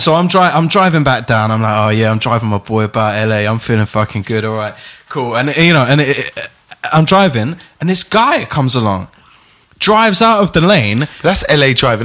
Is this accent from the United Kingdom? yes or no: yes; England, United Kingdom; I'm just from England